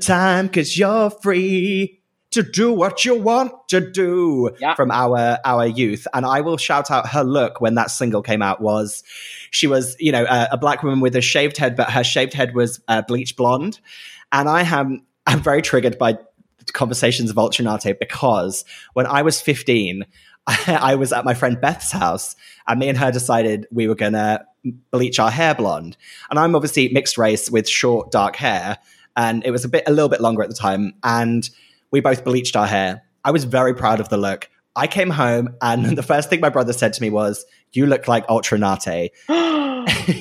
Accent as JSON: {"language": "English", "country": "United Kingdom", "said": "As a British person and not an American person"}